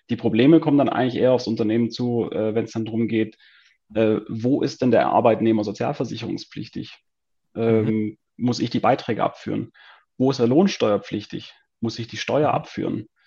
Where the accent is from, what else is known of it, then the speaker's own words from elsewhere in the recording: Tübingen, Baden-Württemberg, Germany; moved away as an adult; also born or lived in Stuttgart / United States; now in Switzerland; Also ursprünglich äh, bin ich aus Tübingen, war dann in Stuttgart sieben Jahre Anwalt, ähm, zwischendurch noch ein Jahr in den USA und dann hat es mich aus persönlichen Gründen in die Schweiz verschlagen